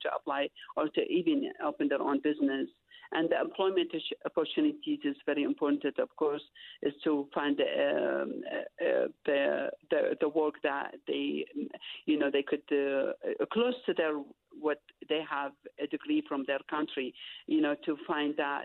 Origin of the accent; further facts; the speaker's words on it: Iraq; English is a second language; moved away as an adult; now in Utah, United States; I'm from Iraq